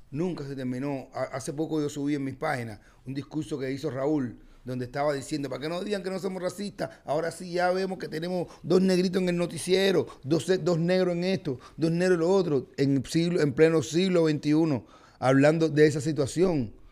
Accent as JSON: {"language": "Spanish", "country": "Cuba", "moved": "as an adult", "said": "Pero me salí de Cuba porque yo dije, lo único que yo voy a ver aquí es la degradación de mi carrera porque aquí no hay más oportunidades."}